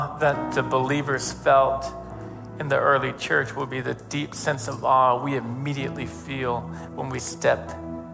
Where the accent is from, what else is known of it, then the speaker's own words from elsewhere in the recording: Northeastern United States, United States; as American Northeastern Yankees